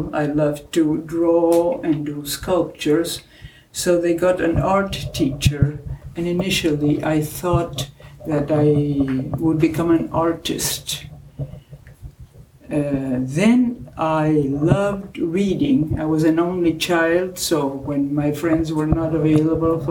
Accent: Argentina; English is a second language; moved away as an adult; also born or lived in Belgium; now in United States; I was only 4 years old when I moved from Belgium to Argentina.

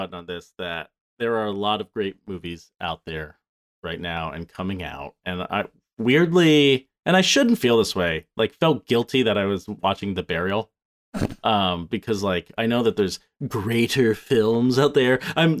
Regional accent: Mississippi, United States; from Mississippi.

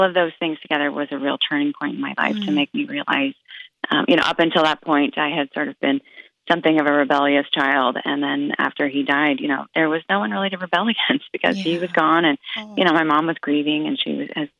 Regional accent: Oregon, United States; I grew up in Oregon

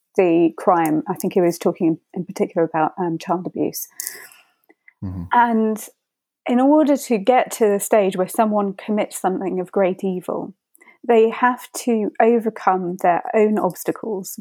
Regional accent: United Kingdom; I'm from Britain

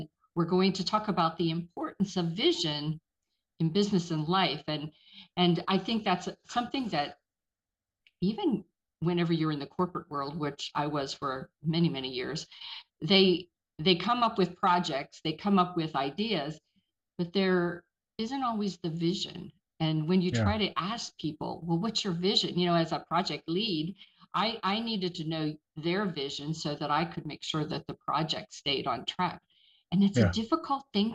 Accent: Pittsburgh, Pennsylvania, United States; now in Georgia, United States; I'm originally from Pittsburgh

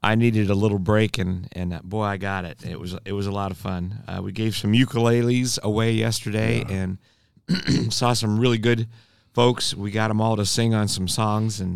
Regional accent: Kearney, Nebraska, United States; moved away; also born or lived in Breckenridge, Colorado; I'm originally from Central America, Kearney, Nebraska. Yeah. I'm Jan and Verge's middle boy. And just had a really great life growing up on the Great Plains

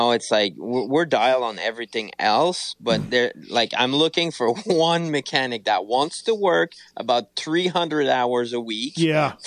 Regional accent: Canada; I'm from Canada

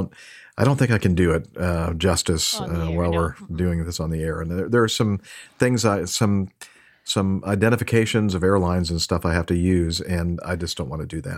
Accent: Japan; Although I am from Japan, I want to become a pilot, especially an airline pilot, in the future in the U.S.

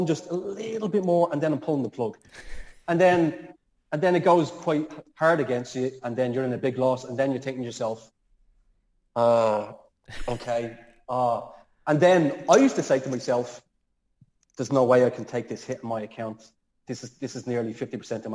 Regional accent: Dublin, Leinster, Ireland; moved away; I'm from Dublin

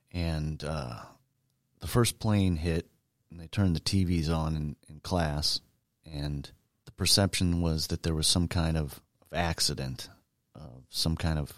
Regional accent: Boone Grove, Indiana, United States; I was born in Northwest Indiana, grew up in a little town called Boone Grove. It was a small farming community, no stoplights, no commercial businesses, but not that far outside of Chicago.

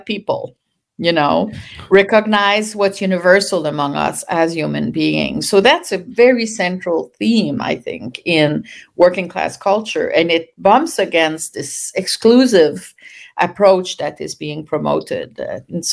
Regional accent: Canada; also born or lived in France; now in United States; I'm Canadian. I moved to the US in early 80s from France, where I had done my PhD

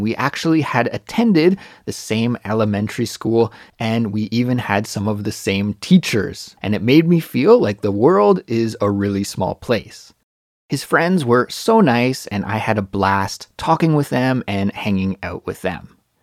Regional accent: Kelowna, British Columbia, Canada; moved away as an adult; now in Seoul, South Korea; my brother's house in Kelowna, British Columbia, my hometown

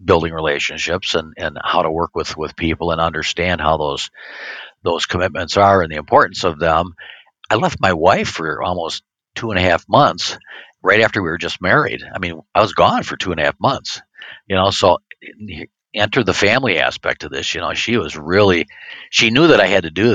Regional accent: Racine, Wisconsin, United States; where I grew up in West Racine

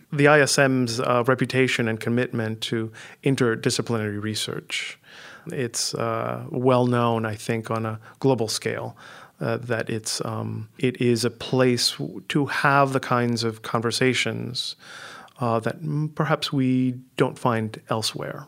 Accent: New Orleans, Louisiana, United States; also born or lived in Managua, Nicaragua; I was born in Managua, Nicaragua, And I came to the U S when I was six, uh, as a result of the Nicaraguan Revolution. My family decided that we should move, and I ended up spending the rest of my childhood in New Orleans

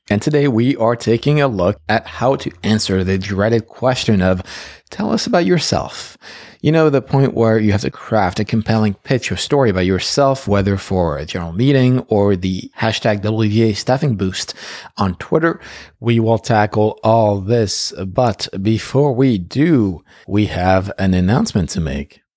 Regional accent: Paris, Île-de-France, France; moved away as an adult; now in United States; I was, uh, born and raised in Paris

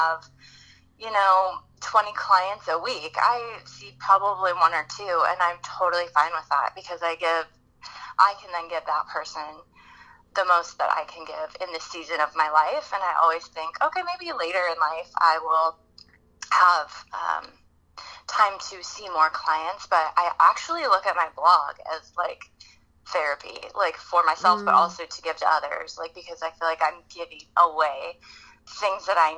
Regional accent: the Bay Area, California, United States; now in San Diego, United States; I'm originally from the Bay Area, so I'm a California girl at heart

